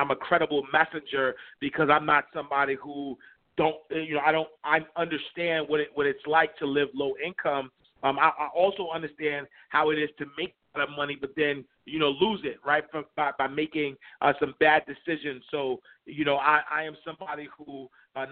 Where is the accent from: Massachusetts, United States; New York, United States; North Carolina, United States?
New York, United States; New York City; growing up in Harlem, New York, in the St. Nicholas houses